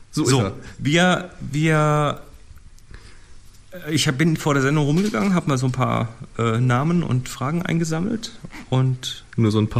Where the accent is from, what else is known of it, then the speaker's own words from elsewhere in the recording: Germany; ich komme aus der Nähe von Bremen.